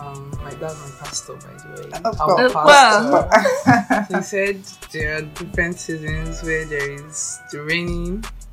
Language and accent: English; Delta, Nigeria; I'm from Delta State.